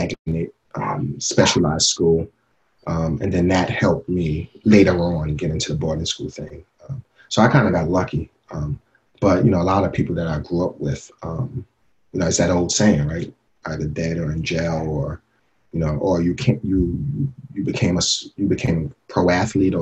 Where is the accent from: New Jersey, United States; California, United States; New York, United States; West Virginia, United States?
New York, United States; New York City; I grew up in Bed-Stuy when it was Bed-Stuy